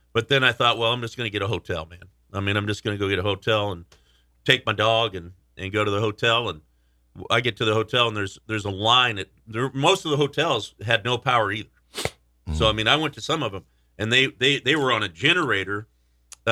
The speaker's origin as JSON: {"language": "English", "region": "West Coast", "country": "United States", "moved": "as an adult", "lives_now": "Nashville, United States", "said": "I'm from West Coast"}